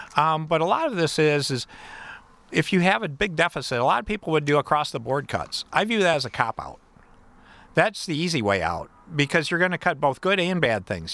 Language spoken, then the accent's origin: English; Battle Creek, Michigan, United States; I'm from Battle Creek